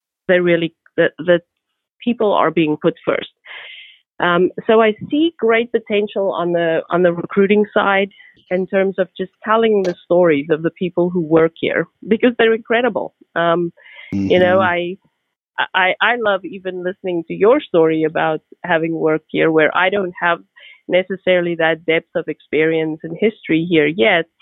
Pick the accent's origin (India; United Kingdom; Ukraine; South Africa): South Africa; now in United States; I'm from South Africa.